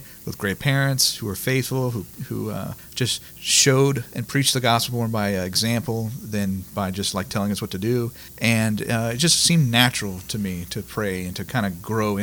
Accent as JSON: {"language": "English", "town": "Lafayette", "region": "Louisiana", "country": "United States", "tie": "born or raised there", "said": "born and raised in Lafayette, went to Cathedral Carmel, which was my home parish"}